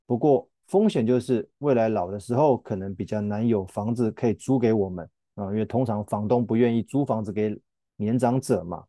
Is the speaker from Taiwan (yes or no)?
yes; Taiwan; 我们台湾人熟悉的指数型基金